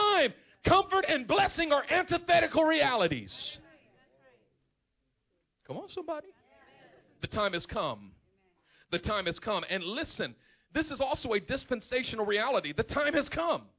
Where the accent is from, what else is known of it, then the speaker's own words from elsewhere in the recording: Oakland, California, United States; I'm from East Oakland